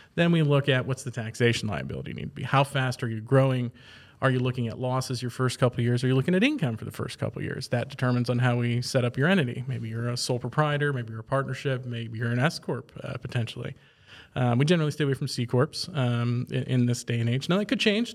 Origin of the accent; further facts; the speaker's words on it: Archbold, Ohio, United States; moved away as an adult; now in central Ohio, United States; I'm originally from Archbold, which is in the far northwest corner of Ohio